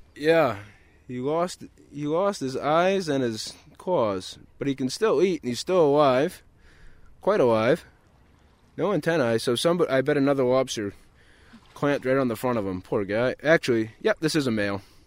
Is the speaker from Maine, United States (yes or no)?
yes; Long Island, Maine, United States; I grew up lobstering on Long Island, Maine, which is in Casco Bay, off of Portland.